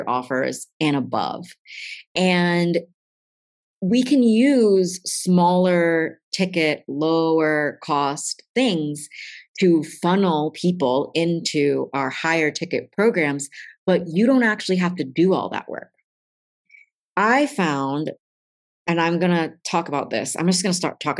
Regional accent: East Coast, United States; accent: East Coast; my accent's coming out because I'm getting East Coast fierce about this

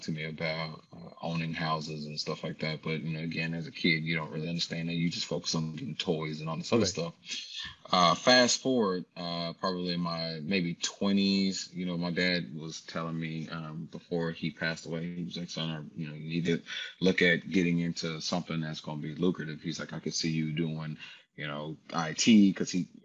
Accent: Atlanta, Georgia, United States; I grew up in Atlanta

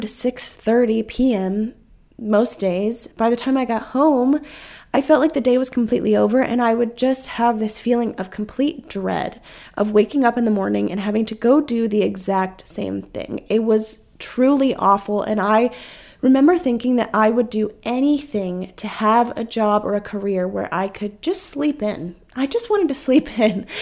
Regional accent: North Carolina, United States; moved away as an adult; now in South Carolina, United States; It was almost heartbreaking to me being in my hometown

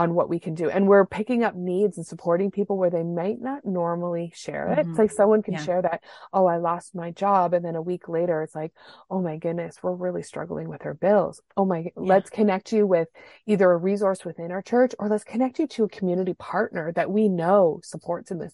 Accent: Canada; being Canadian

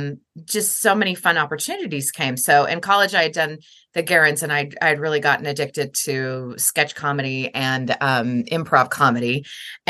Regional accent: Lincoln, Nebraska, United States; I grew up in Lincoln, Nebraska

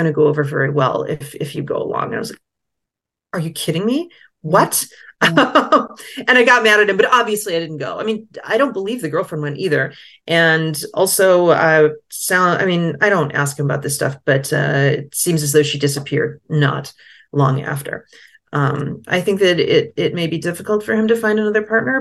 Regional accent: United States; now in France; I am American, but I'm not rich

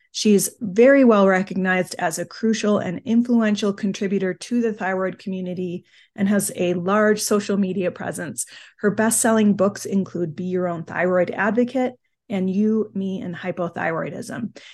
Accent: United Kingdom; I always say I am British

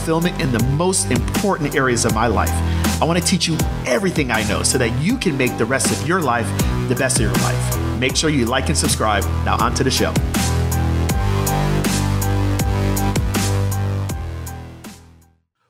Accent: Jamaica; now in United States; I was not born in the United States. I was born in Jamaica

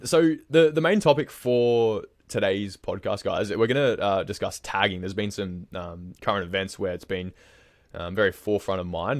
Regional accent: Queensland, Australia; now in Melbourne, Australia; growing up in Queensland myself

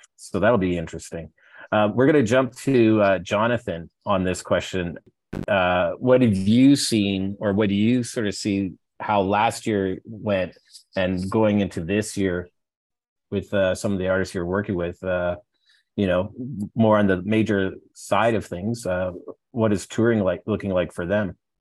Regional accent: Alberta, Canada; I'm from Alberta

